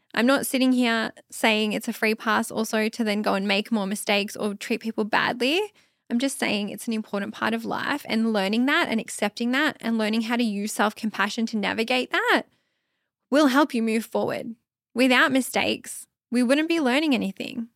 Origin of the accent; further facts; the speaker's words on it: Australia; I'm Aussie. It's McDonald's. That's what we call it here in Australia.